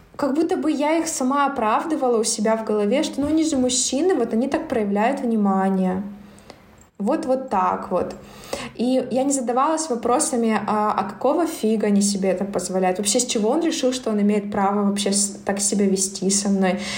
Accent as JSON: {"language": "Russian", "town": "Barnaul", "region": "Altai Krai", "country": "Russia", "tie": "born or raised there", "also_born_or_lived": "Irkutsk", "moved": "as an adult", "said": "мой родной город Барнаул"}